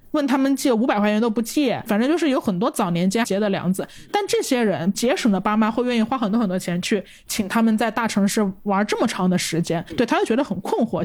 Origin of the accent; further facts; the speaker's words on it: Changsha, Hunan, China; moved away; 这个表达是我们长沙人才有的表达